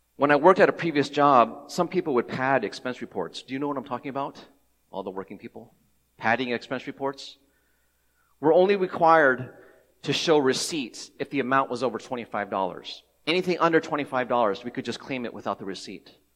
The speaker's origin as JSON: {"language": "English", "town": "Cincinnati", "region": "Ohio", "country": "United States", "tie": "born or raised there", "said": "I grew up in Cincinnati, Ohio, uh, I am ethnic, ethnically Taiwanese"}